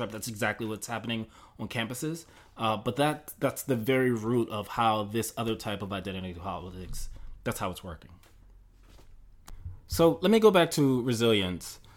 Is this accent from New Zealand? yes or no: no; Mississippi, United States; uh, pain that you know I'm in, you know I grew up in Mississippi.